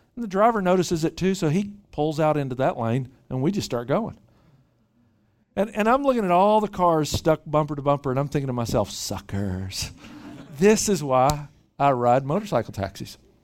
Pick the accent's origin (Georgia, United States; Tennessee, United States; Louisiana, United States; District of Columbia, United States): Tennessee, United States; Memphis; moved away as an adult; also born or lived in Bangkok / Dallas / Little Rock; now in Bay Area, United States; Grew up in Memphis, Tennessee, uh, originally.